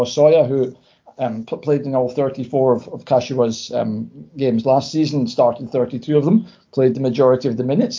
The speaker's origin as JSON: {"language": "English", "town": "Prestwick", "region": "Scotland", "country": "United Kingdom", "moved": "as an adult", "lives_now": "Japan", "said": "As you might be able to tell from my accent, I'm from Scotland. I'm from a small town called Prestwick, which is maybe about an hour south of Glasgow by train."}